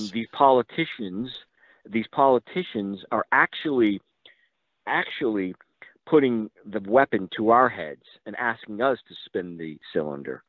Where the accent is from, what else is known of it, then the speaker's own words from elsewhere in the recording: Massachusetts, United States; a defense contractor in Massachusetts happened to be my hometown